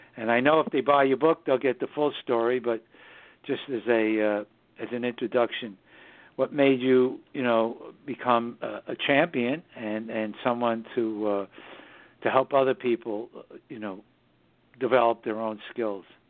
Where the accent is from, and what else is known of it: New York City, New York, United States; born or raised there; also born or lived in southern Hudson Valley, New York